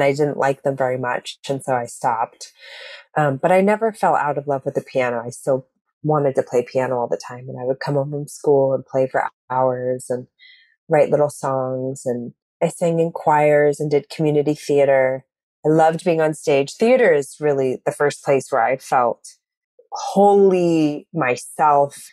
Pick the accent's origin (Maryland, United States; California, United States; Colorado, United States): California, United States; Eureka; Northern California, a little tiny town called Eureka